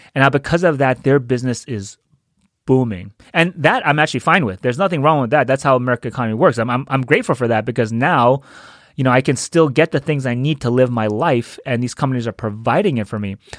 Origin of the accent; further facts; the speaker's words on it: New York, United States; moved away; I'm from New York. I have a lot of family there.